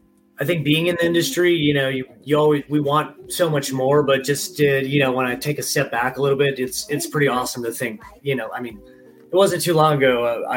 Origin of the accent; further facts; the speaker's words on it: Wisconsin, United States; moved away as an adult; also born or lived in Minnesota / Las Vegas; growing up in Wisconsin